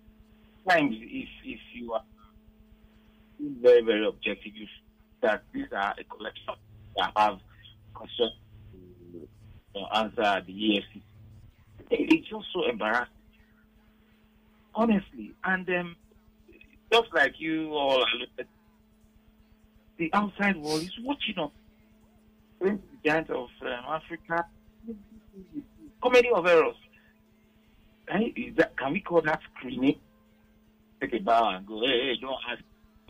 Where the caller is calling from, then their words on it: Ireland; I'm calling from Ireland.